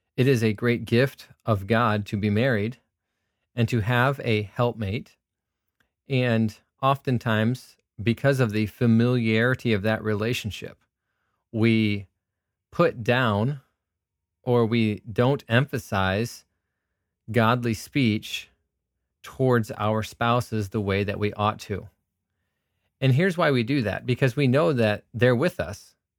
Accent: United States; I'm an American who is a Christian

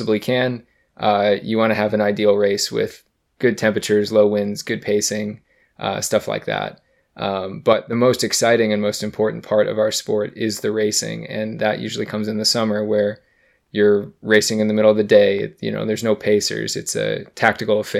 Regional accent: United States; as an American

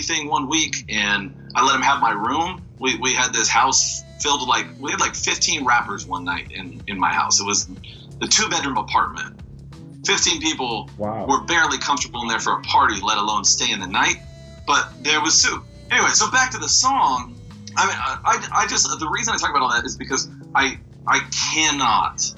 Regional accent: Bakersfield, California, United States; growing up in Bakersfield, California

